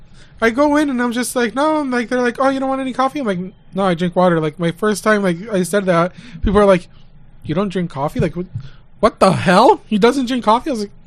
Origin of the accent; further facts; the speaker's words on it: California, United States; moved away; I was born in California.